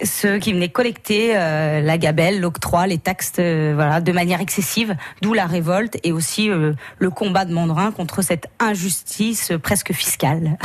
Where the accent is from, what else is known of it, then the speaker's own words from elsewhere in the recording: Saint-Étienne-de-Saint-Geoirs, Auvergne-Rhône-Alpes, France; à l'origine, on est de Saint-Étienne-de-Saint-Joire